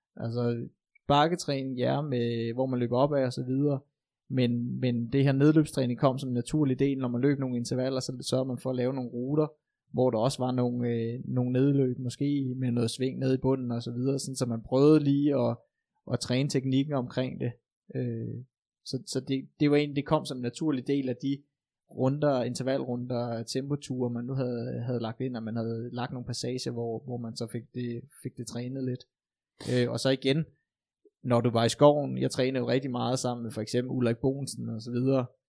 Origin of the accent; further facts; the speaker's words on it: Kalundborg, Zealand, Denmark; moved away; min gamle hjemstavn i Kalundborg